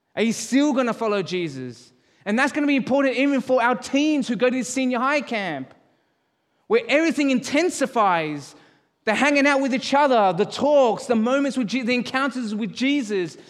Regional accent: Australia; moved away as an adult; now in Calgary, Canada; Born and raised in Australia.

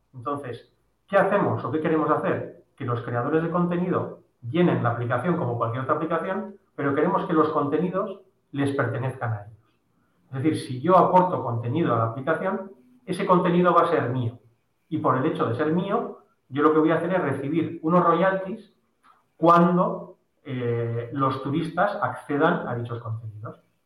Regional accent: Bilbao, Basque Country, Spain; nosotros somos de Bilbao

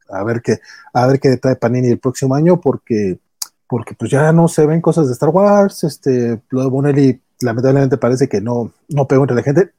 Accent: Mexico

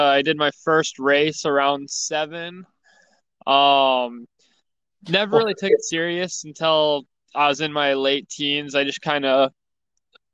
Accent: Marana, Arizona, United States; So I'm from Marana, Arizona, or more common, Tucson, Arizona, so Southern Arizona.

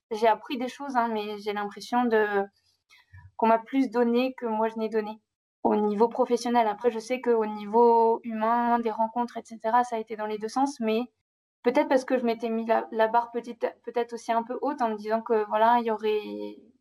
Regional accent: Normandy, France; moved away as an adult; now in Brazzaville, Congo; je suis une Normande de 26 ans qui a atterri au Congo

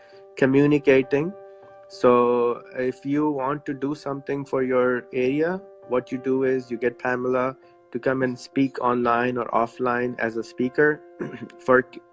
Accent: Pakistan; I'm from Pakistan.

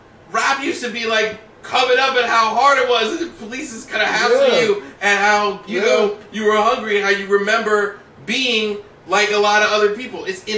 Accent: Philadelphia, Pennsylvania, United States; I'm from Philadelphia

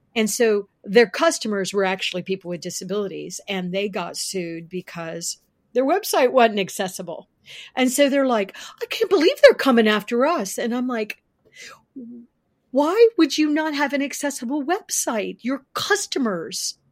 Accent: Florida, United States; now in Virginia, United States; I was born in Florida. And I actually, as a kid, worked for Winn Dixie

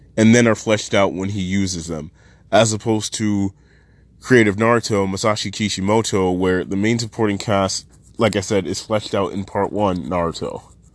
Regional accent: Canada; I am Canadian, and I am not the best with Japanese pronunciation

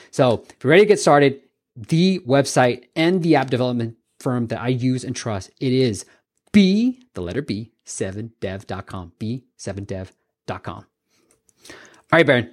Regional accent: Bay Area, California, United States; growing up in the Bay Area

